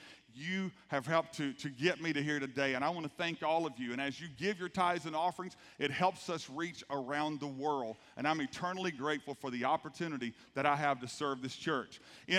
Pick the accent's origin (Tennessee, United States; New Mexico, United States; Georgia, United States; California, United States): Georgia, United States; South; I grew up right here in South Georgia. My dad was a pastor, but our family did not grow up in the church. My dad was won to the Lord in Thomasville, Georgia. After getting out of the Air Force, they moved back to Thomasville. My mother's from Moultrie.